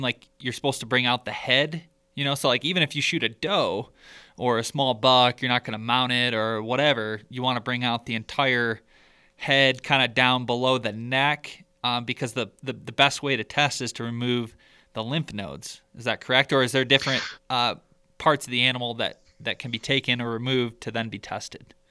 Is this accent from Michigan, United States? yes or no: yes; Michigan, United States; growing up in Michigan, the the neighboring county to where I grew up